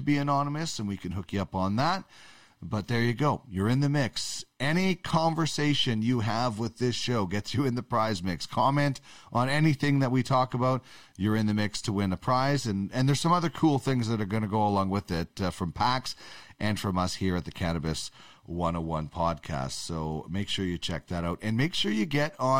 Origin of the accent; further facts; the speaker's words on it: Manitoba, Canada; I'm from Manitoba